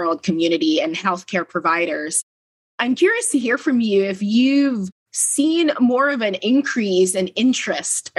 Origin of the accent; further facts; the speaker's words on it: Philippines; moved away; I grew up in Asia, in the Philippines, and so grew up also on rice and noodles